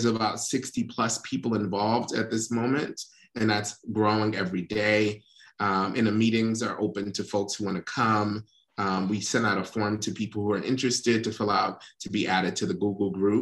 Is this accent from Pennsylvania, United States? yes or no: yes; Philadelphia, Pennsylvania, United States; I'm a lifelong Philadelphian. I grew up in West Philly